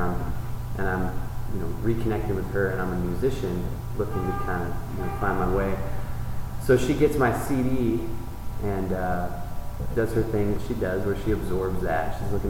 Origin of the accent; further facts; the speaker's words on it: Ben Lomond, California, United States; I'm from the Bay Area. Yeah. Ben Lomond, mm-hmm. Santa Cruz